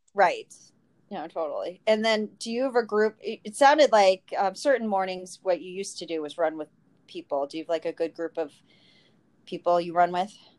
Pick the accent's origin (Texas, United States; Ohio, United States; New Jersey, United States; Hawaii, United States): New Jersey, United States; moved away; also born or lived in New York City; I grew up in New Jersey and went to New York City